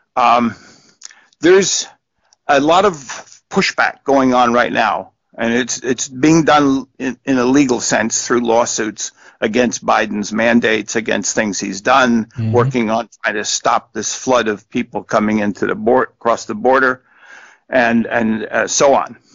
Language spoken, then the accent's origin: English; New Jersey, United States; moved away; I grew up in New Jersey. You know, that's where I was from.